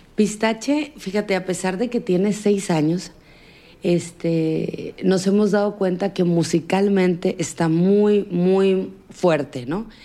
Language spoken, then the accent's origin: Spanish; Sinaloa, Mexico; en mi tierra